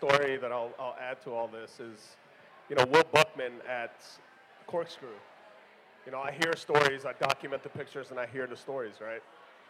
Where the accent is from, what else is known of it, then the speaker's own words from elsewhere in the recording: Austin, Texas, United States; now in Houston, United States; growing up in Austin